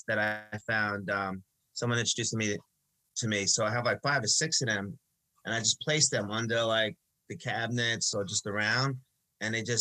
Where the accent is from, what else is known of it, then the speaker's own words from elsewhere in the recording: Long Beach, New York, United States; I grew up in Long Beach. We know all about the waters here.